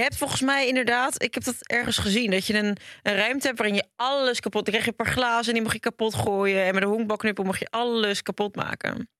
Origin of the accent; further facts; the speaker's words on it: Hendrik-Ido-Ambacht, South Holland, Netherlands; Ik kom ook uit de buurt van Rotterdam